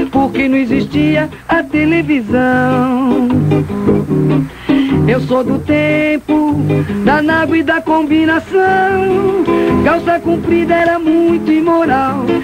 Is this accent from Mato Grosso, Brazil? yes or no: no; São Paulo, Brazil; Nasci em São Paulo, mais precisamente no bairro da Moca. De noite a gente sentava na porta, porque não existia a televisão.